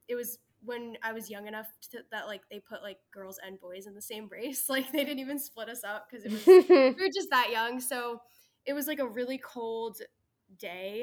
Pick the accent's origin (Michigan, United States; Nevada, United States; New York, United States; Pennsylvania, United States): New York, United States; I'm from New York, which New York is like a huge running state.